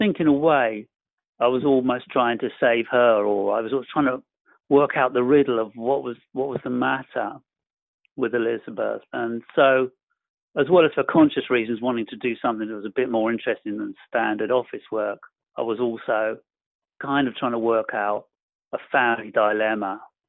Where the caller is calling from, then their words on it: Bournemouth, South West England, United Kingdom; I'm calling from a town called Bournemouth. It's on the south coast of England in Europe. We're just about still in Europe.